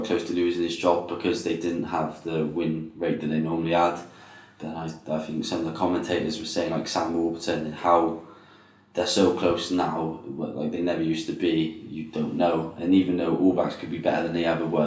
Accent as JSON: {"language": "English", "region": "Wales", "country": "United Kingdom", "said": "Being a Welshman myself"}